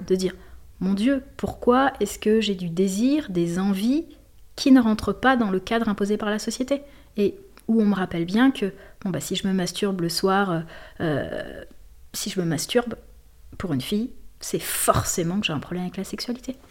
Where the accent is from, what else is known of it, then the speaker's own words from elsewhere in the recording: Lille, Hauts-de-France, France; also born or lived in Marseille; jusqu'à 15 ans, j'ai grandi à Lille, euh, dans un quartier.